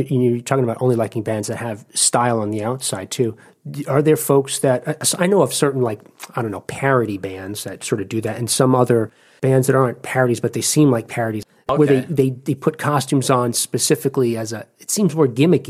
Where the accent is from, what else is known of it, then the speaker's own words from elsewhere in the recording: East Coast, United States; now in Ohio, United States; I'm from the East Coast